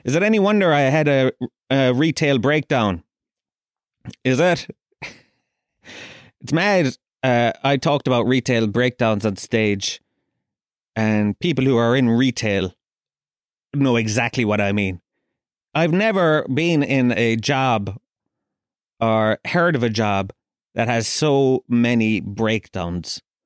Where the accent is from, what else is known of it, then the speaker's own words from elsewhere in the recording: Kerry, Munster, Ireland; I grew up down in Kerry